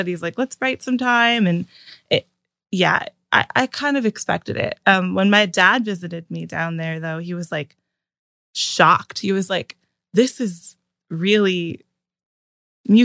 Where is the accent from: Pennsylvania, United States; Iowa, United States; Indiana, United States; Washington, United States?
Pennsylvania, United States; Pittsburgh; moved away as an adult; now in Nashville, United States; I'm originally from Pittsburgh, PA, Dormont, specifically. I moved to Nashville about 2 years ago